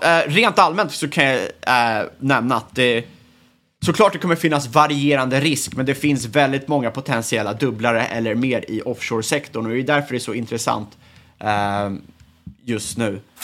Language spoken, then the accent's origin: Swedish; Sweden; som svensk